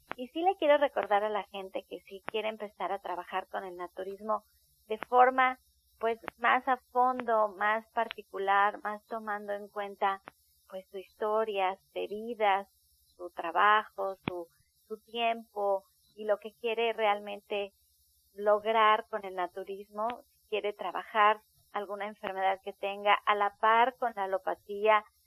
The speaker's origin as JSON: {"language": "Spanish", "country": "Mexico", "said": "nosotros como mexicanos"}